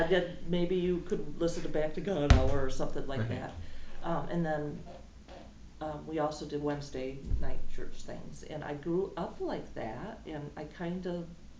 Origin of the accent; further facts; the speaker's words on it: West Michigan, United States; moved away as an adult; I moved away from West Michigan.